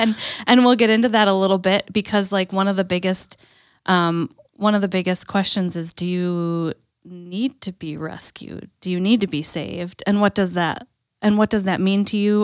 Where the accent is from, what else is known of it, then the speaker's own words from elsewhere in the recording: Green Bay, Wisconsin, United States; growing up in Green Bay